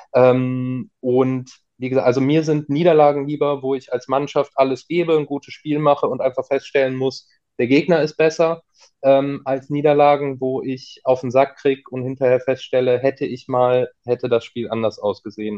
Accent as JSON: {"language": "German", "town": "Cologne", "region": "North Rhine-Westphalia", "country": "Germany", "tie": "born or raised there", "also_born_or_lived": "Bonn", "said": "Ich bin ja gebürtiger Kölner, habe auch äh, lange, lange Zeit in Köln gewohnt"}